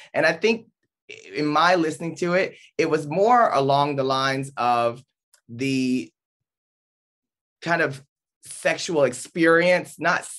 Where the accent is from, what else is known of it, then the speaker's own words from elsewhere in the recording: the South, United States; I grew up in the South with in a different community at times in a different period.